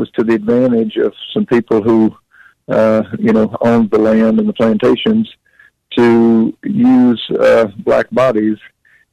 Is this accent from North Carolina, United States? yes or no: yes; North Carolina, United States; I'm from the South. I grew up in North Carolina, actually not too far from Mayberry